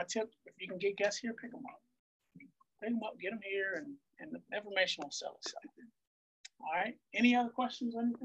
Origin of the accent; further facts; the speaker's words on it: Maryland, United States; also born or lived in Philadelphia; I was living in Philadelphia, but I'm from Maryland. I'm from this area